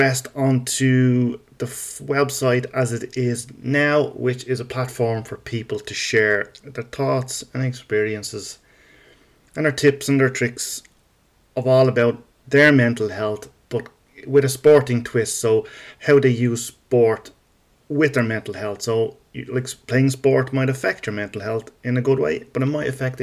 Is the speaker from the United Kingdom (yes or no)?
no; Dublin, Leinster, Ireland; I am Irish, in case you haven't noticed. And I am from Dublin